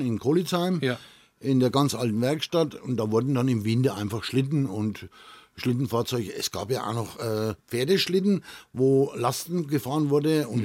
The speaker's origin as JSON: {"language": "German", "town": "Kolitzheim", "region": "Bavaria", "country": "Germany", "tie": "born or raised there", "said": "Im Ortsteil Kolitz, also in Kolitzheim, mhm. wo ich auch äh, mein Geburtsort ist"}